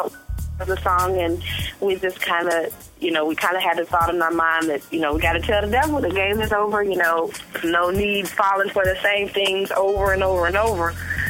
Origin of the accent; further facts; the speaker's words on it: Michigan, United States; also born or lived in Raleigh-Durham, North Carolina; now in Raleigh, United States; I am actually originally from Michigan, but now I am in Raleigh, Durham, North Carolina.